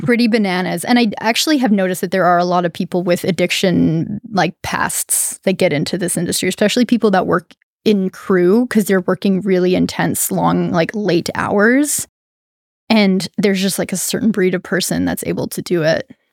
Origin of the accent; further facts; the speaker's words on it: Canada; now in Humboldt, United States; as a Canadian